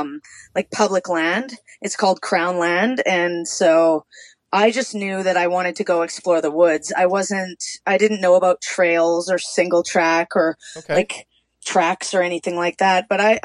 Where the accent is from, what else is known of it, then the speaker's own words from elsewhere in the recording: Canada; now in Azle, United States; I'm from Canada. I'm sitting here in Texas right now, but I am Canadian.